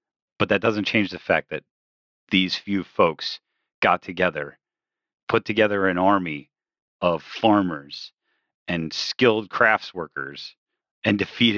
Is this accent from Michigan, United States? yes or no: yes; Michigan, United States; now in Massachusetts, United States; I'm from Michigan, and I currently live in Massachusetts.